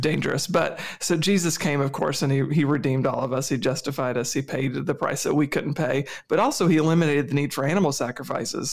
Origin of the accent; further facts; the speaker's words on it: United States; as an American